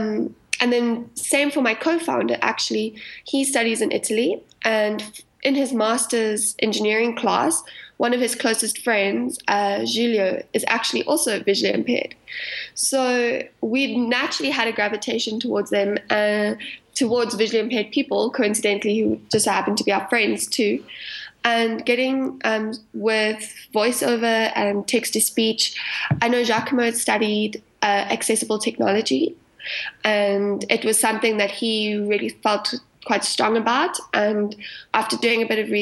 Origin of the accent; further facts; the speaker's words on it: South Africa; accent: South African; So you can probably hear from my accent, I'm South African